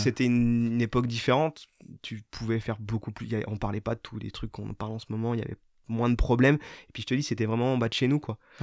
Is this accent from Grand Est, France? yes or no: yes; Raon-l'Étape, Grand Est, France; moved away as an adult; also born or lived in Saint-Dié / Nancy; now in Paris, France; je suis né à Raon, j'ai grandi à Raon